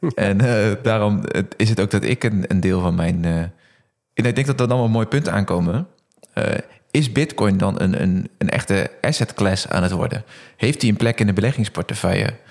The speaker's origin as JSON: {"language": "Dutch", "country": "Netherlands", "said": "als Nederlander heel blij dat we in Nederland uh, in de eurozone leven"}